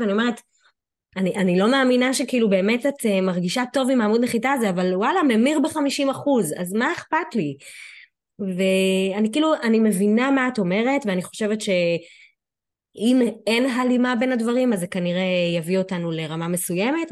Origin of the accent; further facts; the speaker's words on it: Ashdod, Southern District, Israel; אני מאשדוד